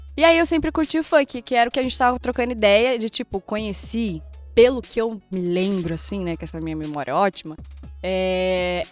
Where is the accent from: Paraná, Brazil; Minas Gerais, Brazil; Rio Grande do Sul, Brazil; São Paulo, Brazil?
São Paulo, Brazil; Praia Grande; Passei a minha infância, minha adolescência, assim, em Praia Grande, né? Litoral de São Paulo